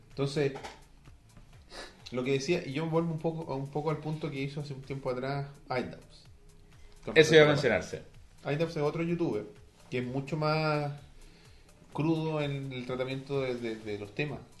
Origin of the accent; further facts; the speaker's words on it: Chile; Como buen chileno.